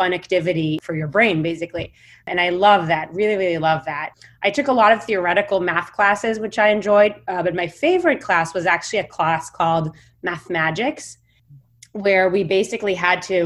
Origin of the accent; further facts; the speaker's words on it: Israel; moved away as an adult; also born or lived in Stanford, United States; I was born and raised in Israel, and I grew up on a university campus in Israel.